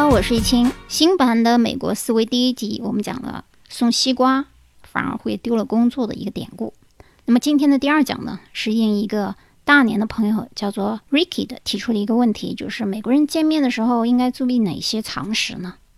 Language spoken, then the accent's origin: Chinese; China; 我们中国人